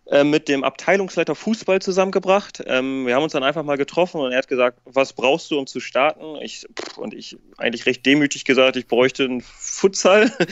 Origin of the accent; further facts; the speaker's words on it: Westerstede, Lower Saxony, Germany; Ich bin gebürtiger Westersteder, das ist im Landkreis Ammerland, also ich komme aus dem Norden, äh, 20 Kilometer von Oldenburg gebürtig.